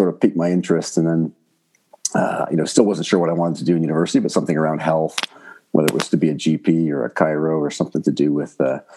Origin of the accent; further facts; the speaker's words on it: Oakville, Ontario, Canada; also born or lived in Burlington, Ontario / France; I grew up in Oakville and Burlington, so just outside of Toronto